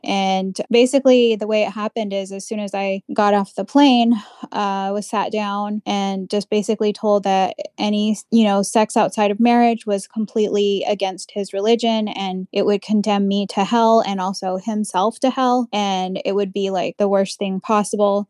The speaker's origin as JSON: {"language": "English", "country": "United States", "tie": "born or raised there", "said": "I was born here in the United States"}